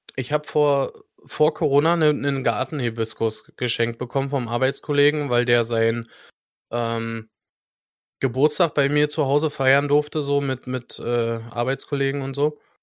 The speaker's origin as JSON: {"language": "German", "country": "Germany", "said": "Bei uns in Deutschland"}